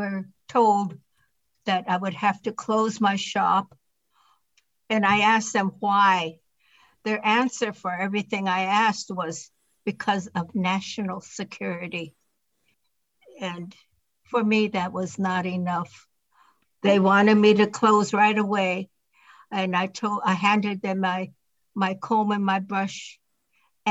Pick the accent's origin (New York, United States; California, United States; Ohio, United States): California, United States; Berkeley; I was born in Berkeley.